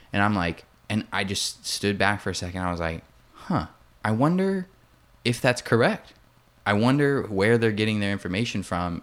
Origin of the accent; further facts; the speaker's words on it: Indiana, United States; now in Austin, United States; I'm from Indiana